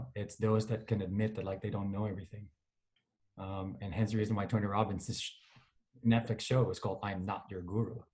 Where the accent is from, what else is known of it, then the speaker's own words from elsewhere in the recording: Manila, Metro Manila, Philippines; moved away as an adult; I grew up in Manila in a village called Alabang.